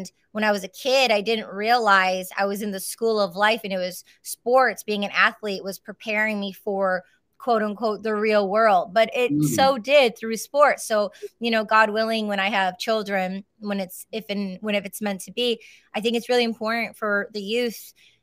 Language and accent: English; Michigan, United States; I was raised in Michigan